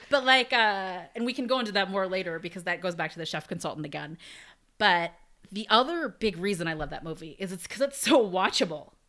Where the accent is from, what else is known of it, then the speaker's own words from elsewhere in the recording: United States; growing up in America